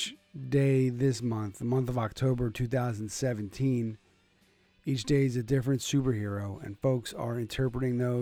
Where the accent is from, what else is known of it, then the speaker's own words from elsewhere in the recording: Connecticut, United States; my home state here in Connecticut